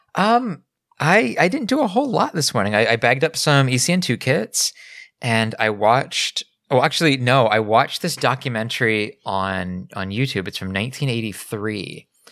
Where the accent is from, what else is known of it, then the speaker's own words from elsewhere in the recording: Pennsylvania, United States; growing up in Pennsylvania, I was fairly close to Long Island